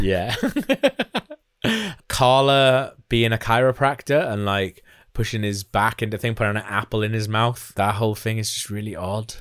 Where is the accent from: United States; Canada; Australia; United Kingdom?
United Kingdom; Wales